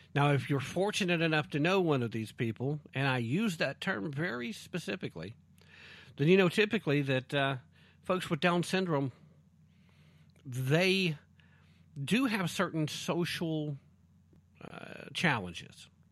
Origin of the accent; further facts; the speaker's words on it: East Tennessee, United States; accent: East Tennessee; East Tennessee tongue